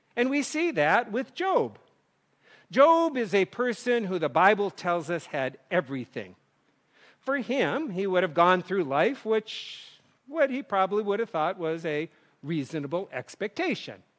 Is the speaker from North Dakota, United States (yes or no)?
yes; North Dakota, United States; moved away; kids growing up in North Dakota